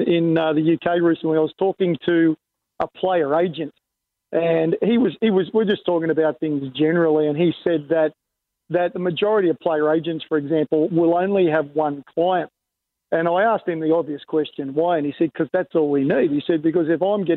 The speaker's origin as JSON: {"language": "English", "country": "Australia", "said": "as an Australian"}